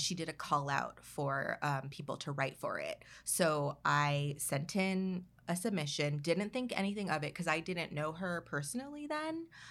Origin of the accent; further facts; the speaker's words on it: Oxnard, California, United States; I was, like, a kid growing up in Oxnard